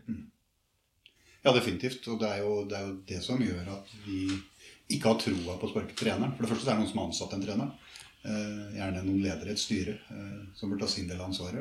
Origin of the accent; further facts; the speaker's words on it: Sarpsborg, Østfold, Norway; født og oppvokst på Ise